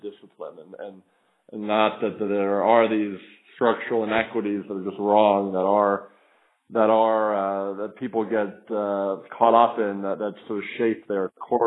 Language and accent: English; Philadelphia, Pennsylvania, United States; now in South Florida, United States; I'm from the Philadelphia area